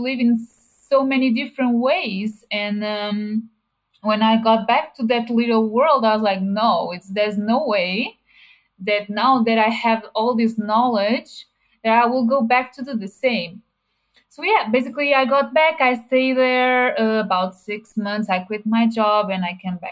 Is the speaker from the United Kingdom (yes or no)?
no; Portugal; I am from Portugal and I'm 31 years old